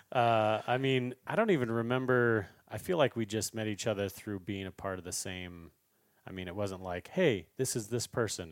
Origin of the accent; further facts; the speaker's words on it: Idaho, United States; we grew up together in Idaho